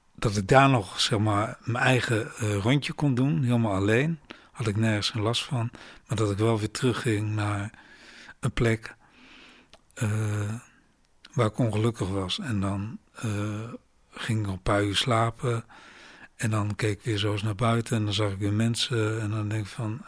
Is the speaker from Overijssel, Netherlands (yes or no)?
yes; Rijssen, Overijssel, Netherlands; moved away as an adult; ik kom uit Reizen